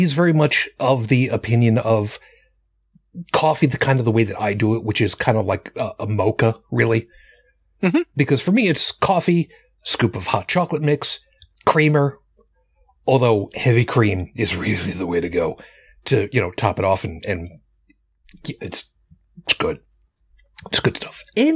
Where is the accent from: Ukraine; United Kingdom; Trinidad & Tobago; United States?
United States; Long Island, New York; where I grew up on Long Island